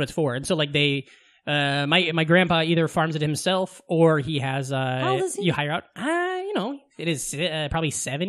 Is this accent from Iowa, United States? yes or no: yes; Southwest Iowa, United States; moved away; But I'm from Southwest Iowa. He's from Des Moines. He grew up in a bigger city. I grew up in a small town.